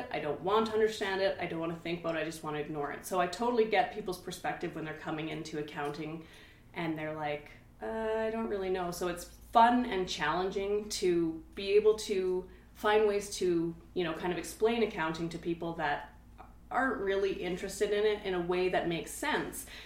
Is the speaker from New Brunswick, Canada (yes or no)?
no; Hinton, Alberta, Canada; And luckily, you know, we're from Hinton, so we know lots of people he worked in the oil field